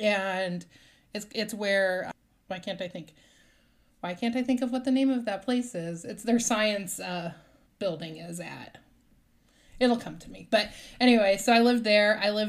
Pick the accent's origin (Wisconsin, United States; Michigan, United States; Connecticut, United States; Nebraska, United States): Nebraska, United States; also born or lived in Kansas; And I'm from Nebraska and like Kansas area. So I'm used to winters, but like the wind off the lake is just so freaking bitter cold.